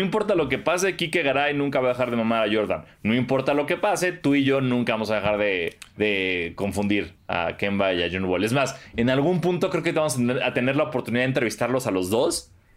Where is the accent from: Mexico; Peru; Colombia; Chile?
Mexico; el mexicano es bien pícaro